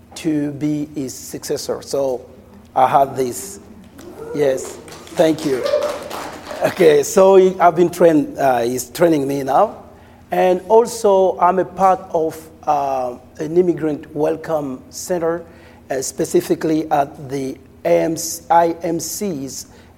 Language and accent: English; Cabinda, Angola; moved away as an adult; now in United States; I'm from Angola, from Cabinda specifically.